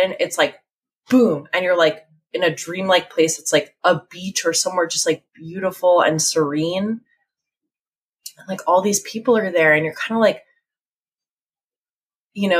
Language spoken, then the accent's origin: English; Asbury Park, New Jersey, United States; I'm from the Jersey Shore. So like, you know, sort of like Asbury Park area